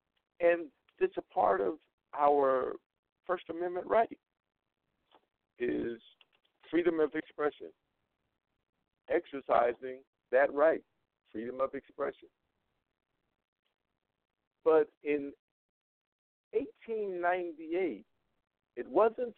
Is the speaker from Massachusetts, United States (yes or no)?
no; North Carolina, United States; now in Las Vegas, United States; I'm originally from North Carolina.